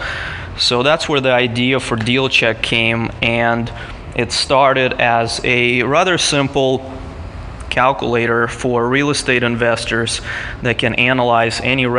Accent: Moscow, Russia; now in San Diego, United States; I'm actually originally from Moscow, Russia

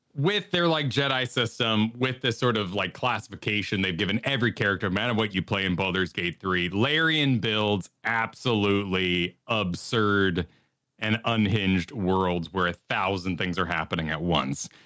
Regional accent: New Mexico, United States; I grew up in New Mexico

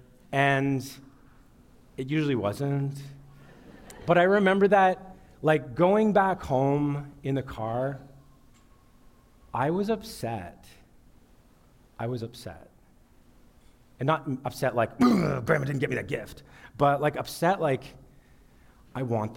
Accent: Sudbury, Ontario, Canada; I grew up in Sudbury

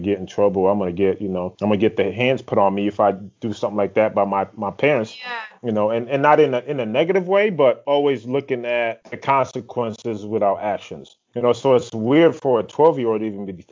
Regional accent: Grand Rapids, Michigan, United States; moved away; you're in my home state

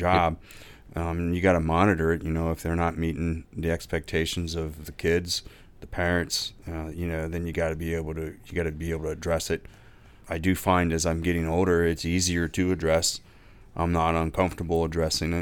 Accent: Lore City, Ohio, United States; growing up in Lower City

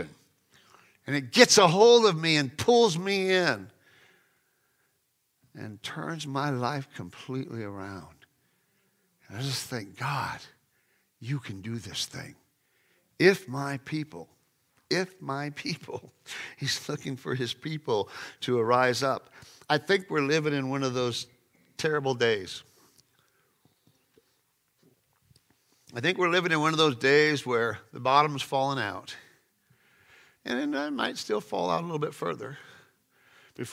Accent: Sacramento, California, United States; I grew up in Sacramento, California

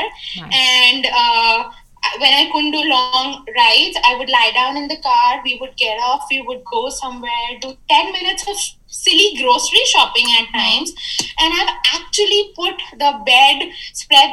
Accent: Jaipur, Rajasthan, India; moved away as an adult; also born or lived in United States / Bangalore; I grew up here, but I'd lost touch with a lot of people here by just not being here. You know, I studied in the US, then I worked in Bangalore. So I wasn't there in my hometown, Jaipur, for a lot of time

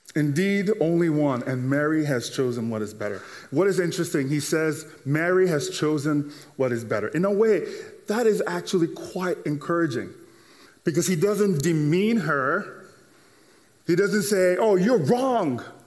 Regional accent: Nigeria; now in United States; growing up in Nigeria and then moving over here to the States

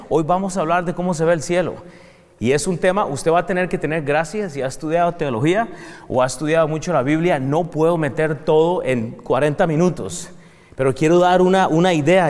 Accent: Costa Rica; now in United States; Yo soy de Costa Rica, eh, eh, eh, principalmente, vengo de ahí

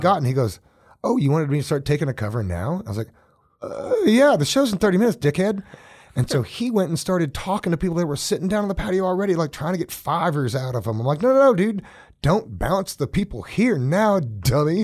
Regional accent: Oklahoma, United States; now in Colorado, United States; Some of my earliest memories growing up in Oklahoma are barefoot, hot

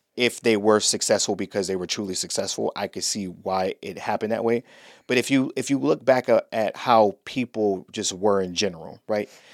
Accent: Cleveland, Ohio, United States; moved away as an adult; also born or lived in North Carolina; now in Orlando, United States; I'm from Cleveland

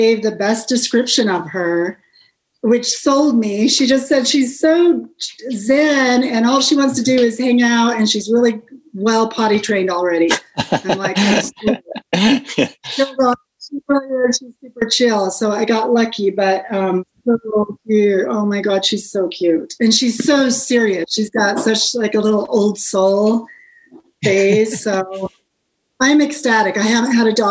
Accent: Salt Lake City, Utah, United States; also born or lived in Houston; I'm in Salt Lake. That's where I'm from

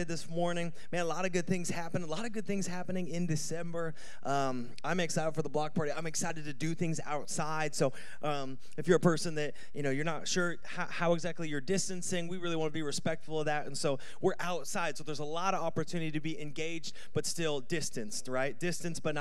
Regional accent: United States; born or raised there; moved away

